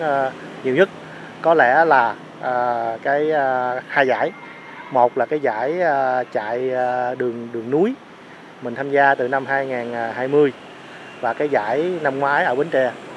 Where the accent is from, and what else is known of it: Bến Tre, Vietnam; born or raised there; moved away